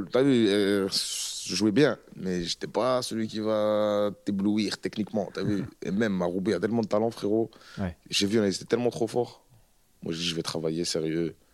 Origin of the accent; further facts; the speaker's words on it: Roubaix, Hauts-de-France, France; Parce que moi, je viens du Nouveau-Roubaix, c'est à la limite d'une ville qui s'appelle M, tu vois.